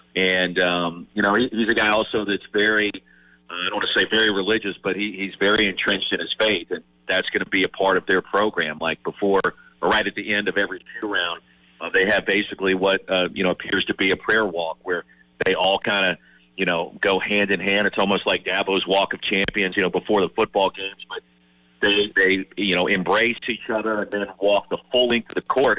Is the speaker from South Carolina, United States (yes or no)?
yes; Columbia, South Carolina, United States; moved away; I grew up in Columbia